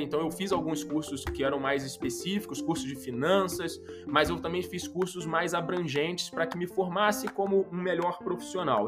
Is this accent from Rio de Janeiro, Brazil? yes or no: yes; Rio de Janeiro, Brazil; accent: carioca; sou carioca, acho que pelo sotaque é possível já identificar.